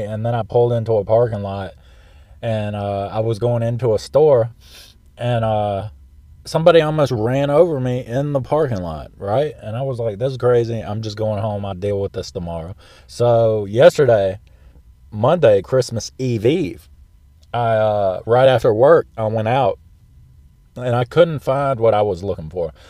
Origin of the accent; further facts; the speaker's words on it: South Central Florida, United States; moved away; also born or lived in South Carolina; from where we lived in South Central Florida.